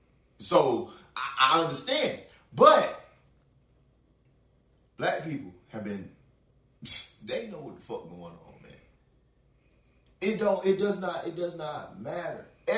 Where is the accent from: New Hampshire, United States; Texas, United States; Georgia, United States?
Texas, United States; Houston; I'm from Houston.